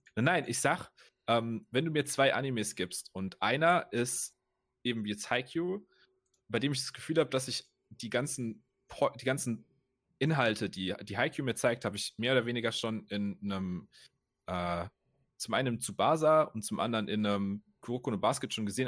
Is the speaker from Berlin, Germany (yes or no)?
no; Rhineland-Palatinate, Germany; in meiner Heimatregion